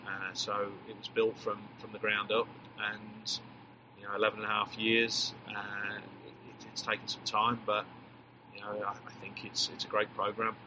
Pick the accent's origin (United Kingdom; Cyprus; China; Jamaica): United Kingdom; England; accent: English; moved away as an adult; now in Texas, United States; class myself as, as an American coach with a with an English accent